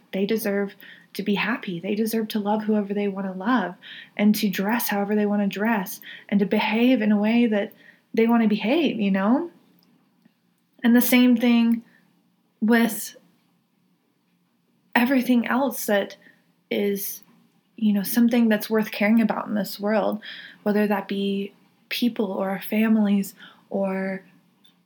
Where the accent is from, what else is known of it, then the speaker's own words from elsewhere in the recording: the South, United States; I come from the South